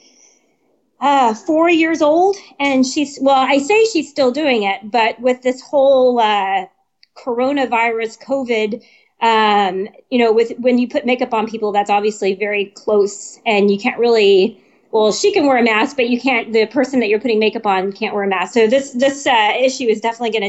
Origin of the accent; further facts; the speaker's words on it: San Antonio, Texas, United States; moved away as an adult; I was born in San Antonio. I was here for a few years, joined the Army, left for a few years, and then I was fortunate enough to be able to retire here